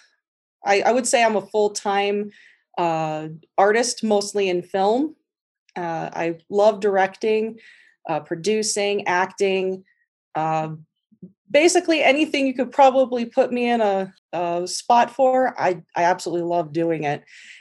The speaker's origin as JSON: {"language": "English", "town": "Great Falls", "region": "Montana", "country": "United States", "said": "Yeah. I am from Great Falls, Montana. And I'm legally blind, low vision."}